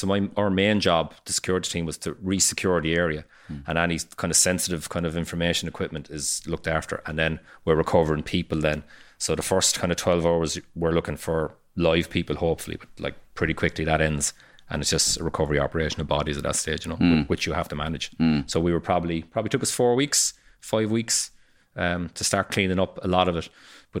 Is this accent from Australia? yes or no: no; Ireland; We just kind of slide in, the paddies just slide in, see what's going on